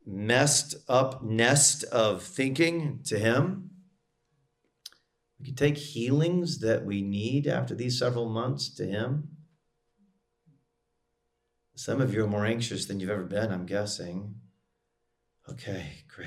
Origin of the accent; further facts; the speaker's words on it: United States; as an American